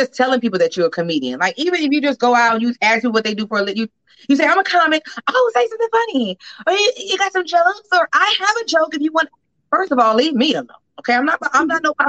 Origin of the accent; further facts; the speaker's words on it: Inglewood, California, United States; moved away; also born or lived in Georgia; I was born in Georgia. I'm a Georgia peach, but I grew up in Los Angeles